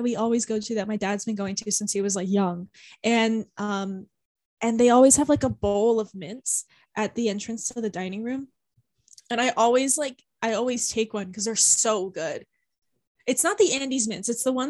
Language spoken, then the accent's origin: English; United States; Us being so American talking about fast food.